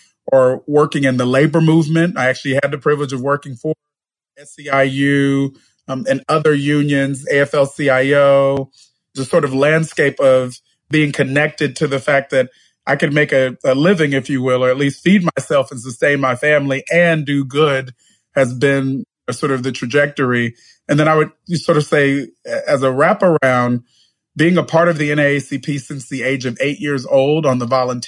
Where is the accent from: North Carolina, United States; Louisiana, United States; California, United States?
California, United States; Bakersfield; I was born and raised in a city called Bakersfield, which is in the San Joaquin Valley of California.